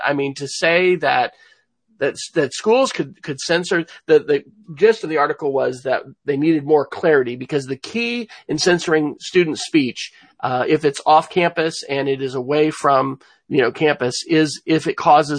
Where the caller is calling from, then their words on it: Oklahoma City, Oklahoma, United States; I'm joining from Oklahoma City, where we are having some spring weather